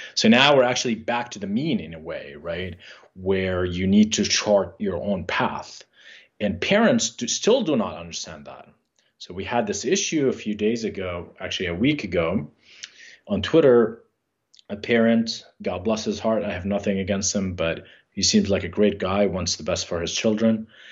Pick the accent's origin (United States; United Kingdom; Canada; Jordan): Jordan; moved away; we grew up in Jordan